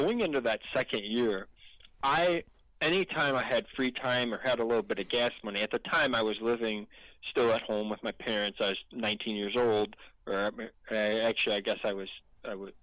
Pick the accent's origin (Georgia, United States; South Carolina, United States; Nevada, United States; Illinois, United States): Illinois, United States; my home state, Illinois